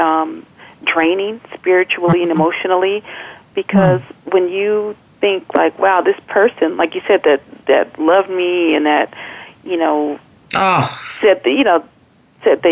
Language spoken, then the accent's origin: English; California, United States; now in Maryland, United States; I'm from California. So my family is there